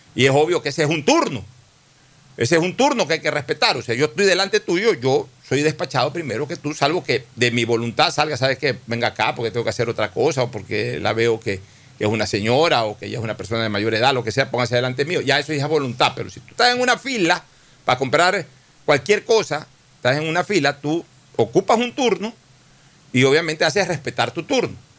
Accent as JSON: {"language": "Spanish", "town": "Guayaquil", "region": "Guayas", "country": "Ecuador", "tie": "born or raised there", "said": "mi barrio de muchacho fue la Nueva Kennedy y un poco antes el barrio Orellana de niño"}